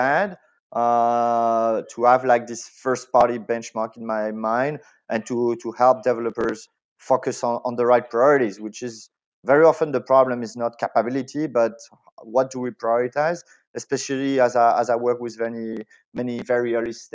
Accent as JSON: {"language": "English", "country": "France", "tie": "born or raised there", "accent": "French", "second_language": "English", "moved": "as an adult", "lives_now": "Spain", "said": "I'm French. This is something that is really hard to hide, obviously, especially like on voice only. So I was born in France."}